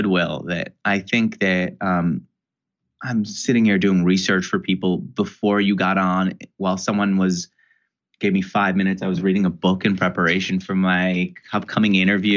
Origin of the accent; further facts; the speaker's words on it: New York, United States; I grew up in New York.